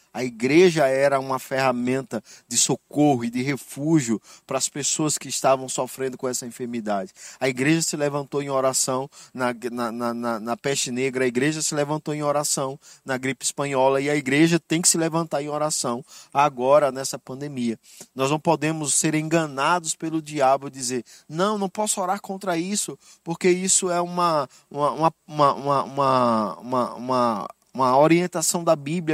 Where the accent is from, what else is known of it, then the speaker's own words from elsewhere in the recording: Brazil; eu sou brasileiro